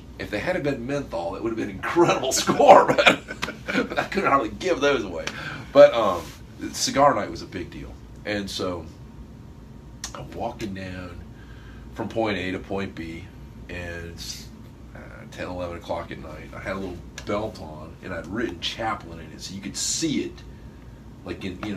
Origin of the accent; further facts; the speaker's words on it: Niceville, Florida, United States; from down in a little place called Niceville.